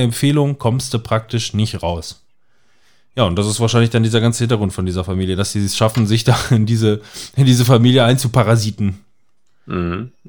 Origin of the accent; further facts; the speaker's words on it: Germany; Bei uns in Deutschland